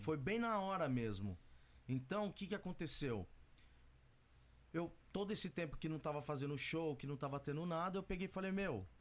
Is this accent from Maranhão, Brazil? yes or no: no; São Paulo, Brazil; moved away as an adult; also born or lived in Nagoya, Japan; now in Minokamo/Kani, Japan; Eu nasci eu nasci num bairro que chama Vila Santa Isabel